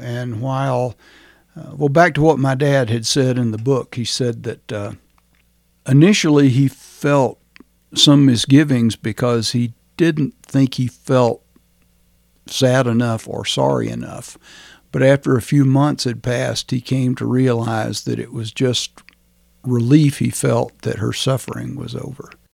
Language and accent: English; Rome, Georgia, United States; now in Chaffee County, Colorado, United States; I was born in Rome, Georgia, which at that time was a small town, probably still a small town